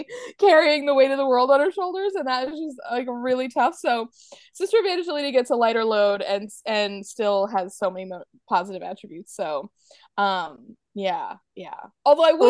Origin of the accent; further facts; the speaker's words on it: New England, United States; now in North Carolina, United States; I have to say I feel very strongly about this because I grew up in New England, but then now I live in North Carolina, which is on the east coast of America, but kind of down south.